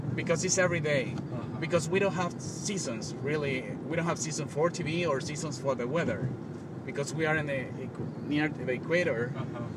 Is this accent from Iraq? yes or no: no; Colombia; English is a second language; moved away as an adult; now in United States; I was losing my English because I'm from Colombia. I moved here to learn English